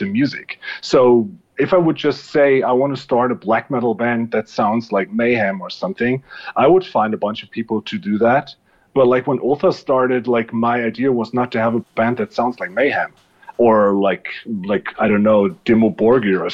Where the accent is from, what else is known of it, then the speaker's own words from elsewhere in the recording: Germany; I want to have a band in my hometown